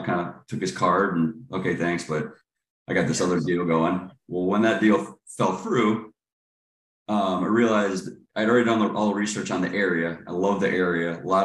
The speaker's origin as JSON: {"language": "English", "town": "Cleveland", "region": "Ohio", "country": "United States", "tie": "born or raised there", "moved": "yes", "lives_now": "Charlotte, United States", "said": "I grew up in Cleveland, Ohio, and then moved to Charlotte around 2002"}